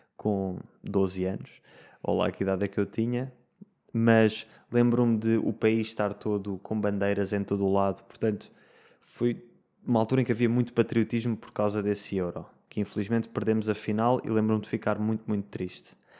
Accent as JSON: {"language": "Portuguese", "region": "Lisbon", "country": "Portugal", "said": "que sou de Lisboa"}